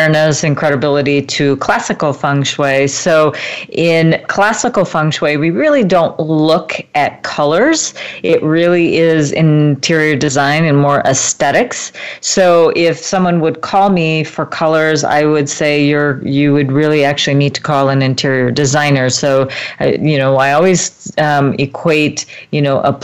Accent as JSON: {"language": "English", "country": "United States", "tie": "born or raised there", "said": "I'm from Eastern European descent as well, but I was born in America"}